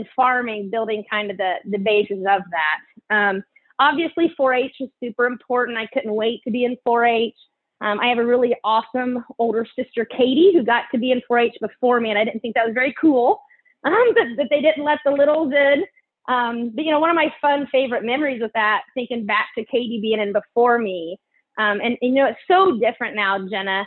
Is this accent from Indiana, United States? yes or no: yes; Greenfield, Indiana, United States; we now live and raise show pigs on the farm that I grew up on in Greenfield